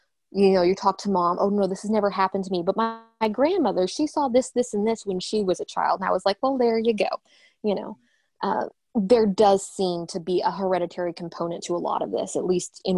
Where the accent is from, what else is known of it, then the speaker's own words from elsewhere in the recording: the Bible Belt, United States; I grew up in the Bible Belt.